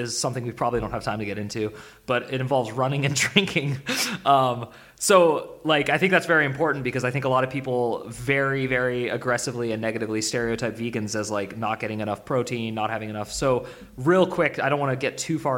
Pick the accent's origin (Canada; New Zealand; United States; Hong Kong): United States; Bay Area, California; I'm from the Bay Area where people are vegans